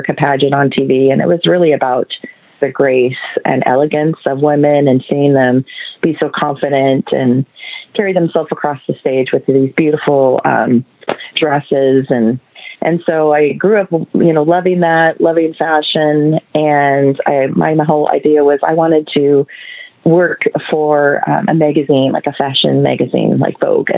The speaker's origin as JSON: {"language": "English", "town": "Seattle", "region": "Washington", "country": "United States", "tie": "born or raised there", "said": "I was born and raised in Seattle, Washington, and pretty much lived in Washington my whole life."}